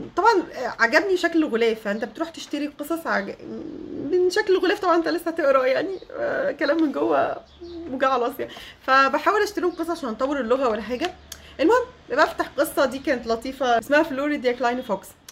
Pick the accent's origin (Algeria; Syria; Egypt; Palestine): Egypt; moved away as an adult; also born or lived in Germany; فبقول لها من مصر